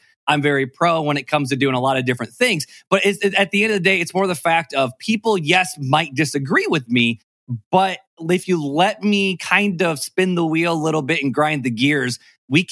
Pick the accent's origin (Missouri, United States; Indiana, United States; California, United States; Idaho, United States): Indiana, United States; South Bend; I'm from South Bend, Indiana